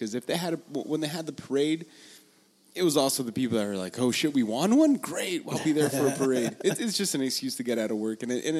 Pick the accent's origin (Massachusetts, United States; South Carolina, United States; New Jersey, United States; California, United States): California, United States; Los Angeles; I'm Mexican, but then they're like, from Mexico? And they're like, no, no, no, from LA.